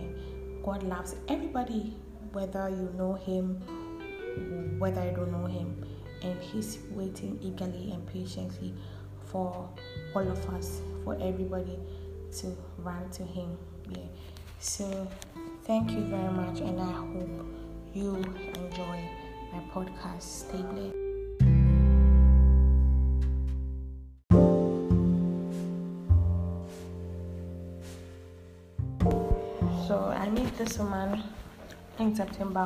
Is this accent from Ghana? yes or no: yes; Ghana; I'm a Ghanaian.